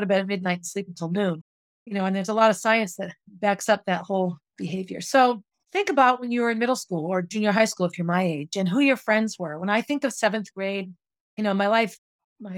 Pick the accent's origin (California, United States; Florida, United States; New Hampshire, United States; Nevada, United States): New Hampshire, United States; Concord; I grew up on Essex Street in Concord.